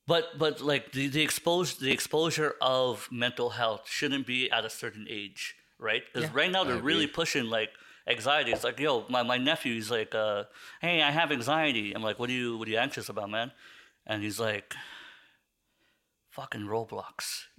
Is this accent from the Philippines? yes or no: yes; Philippines; I'm Filipino.